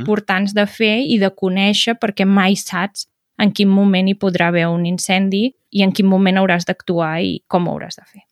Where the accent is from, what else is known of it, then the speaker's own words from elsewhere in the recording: Berguedà, Catalonia, Spain; jo sóc del Berguedà